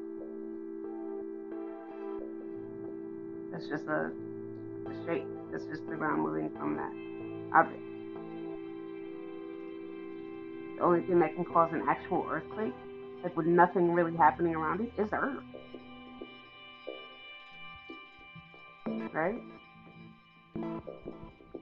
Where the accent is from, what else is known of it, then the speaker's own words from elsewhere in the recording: United States; I'm from America.